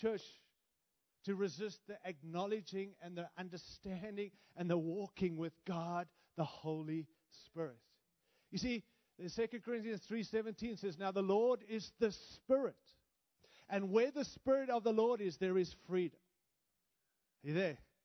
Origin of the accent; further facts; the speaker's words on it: Australia; also born or lived in Africa; now in United States; My accent is because I was born in Africa, raised in Australia, and now live in the great nation of the United States